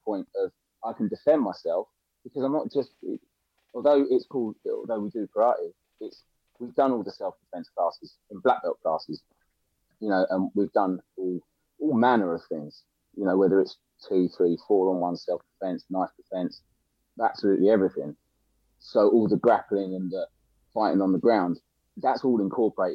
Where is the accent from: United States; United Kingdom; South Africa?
United Kingdom; Littlehampton, South East England; now in London, United Kingdom; I live in London now, but I grew up in a place called Littlehampton, right, in between Worthing and in between Brighton and Portsmouth